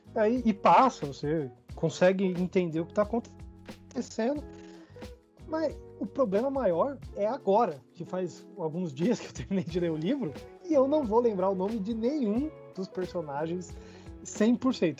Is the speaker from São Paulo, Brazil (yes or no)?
no; Brasília, Federal District, Brazil; sou de Brasília